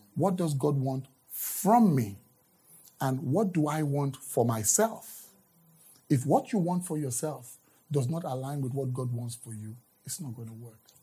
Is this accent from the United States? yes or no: no; Nigeria; moved away; I'm from Nigeria right. originally.